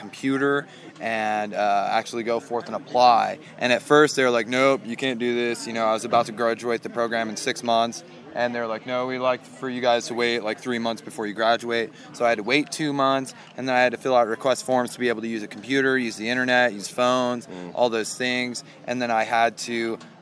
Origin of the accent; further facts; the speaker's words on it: Weaverville?, California, United States; moved away; also born or lived in Southern Oregon; Wairika, California. Okay. Originally.